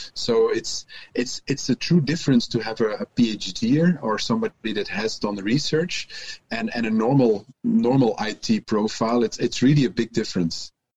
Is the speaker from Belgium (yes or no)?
yes; Antwerp, Flanders, Belgium; English is a second language; also born or lived in Ghent; I'm also from Antwerp